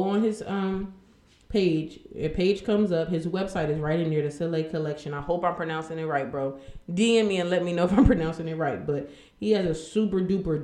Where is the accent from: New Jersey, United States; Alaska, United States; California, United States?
New Jersey, United States; Trenton; I'm from Trenton